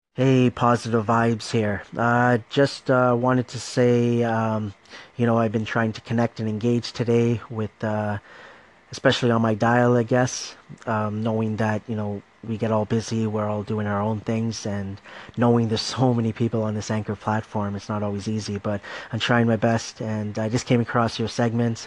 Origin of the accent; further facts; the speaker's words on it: Markham, Ontario, Canada; I'm Canadian. Okay, I'm from Toronto, Ontario, Markham to be exact.